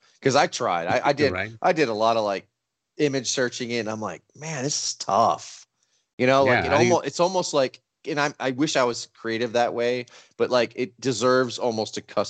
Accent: Texas, United States; Being a Texan of our age

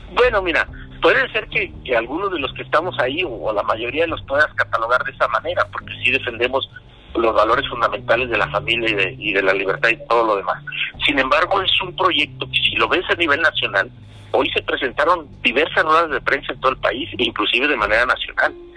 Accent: Mexico; also born or lived in Jalisco; como mexicanos

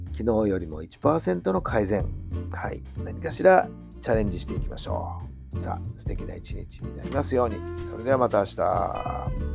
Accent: Tokyo, Japan; 私はね東京生まれなんで東京生まれの東京育ちなんでね

